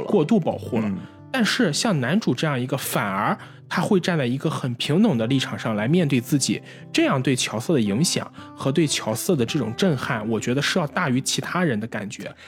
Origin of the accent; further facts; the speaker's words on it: Qingdao, Shandong, China; 我作为一个青岛人来说，我个人更喜欢的还是这样的海